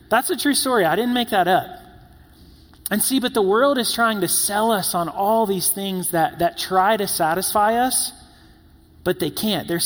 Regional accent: the South, United States; and in growing up in the South, you hear about this fabled place called In N Out.

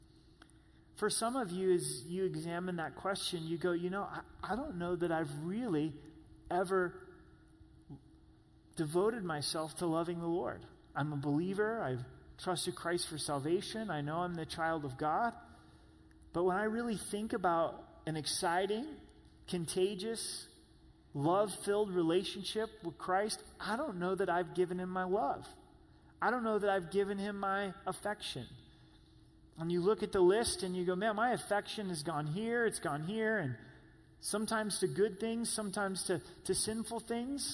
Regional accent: Southern Oregon, United States; moved away; my hometown, to Southern Oregon

